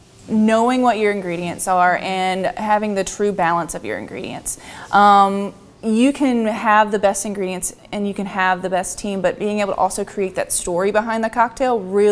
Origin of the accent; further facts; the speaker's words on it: Fairhope, Alabama, United States; moved away as an adult; also born or lived in Gulf Shores, Alabama; now in Huntsville, United States; so I grew up in the Mobile Bay yes. area, Fairhope area, and then moved up here again 3 years ago almost